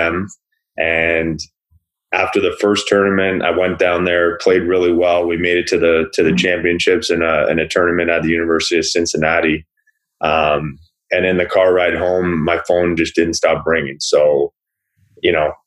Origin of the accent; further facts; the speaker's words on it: Burlington, Ontario, Canada; When I was growing up in Burlington